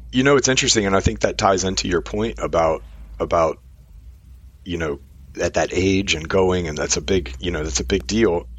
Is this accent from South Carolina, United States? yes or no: no; Richmond, Virginia, United States; I'm from Richmond, Virginia.